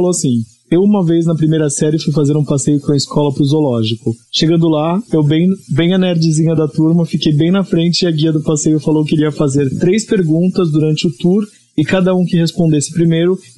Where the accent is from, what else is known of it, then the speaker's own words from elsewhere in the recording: Osasco, São Paulo, Brazil; moved away; also born or lived in Baixada Santista; Sou original de Osasco.